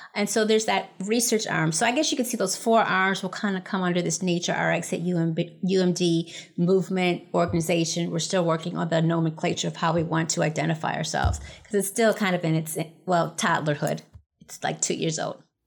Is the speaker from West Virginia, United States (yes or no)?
no; Buffalo, New York, United States; moved away; I grew up in Buffalo, New York.